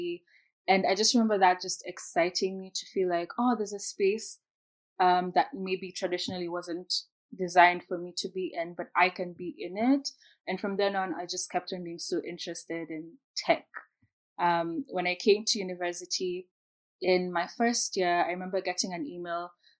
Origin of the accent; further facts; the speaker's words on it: Kenya; moved away as an adult; I'm from Kenya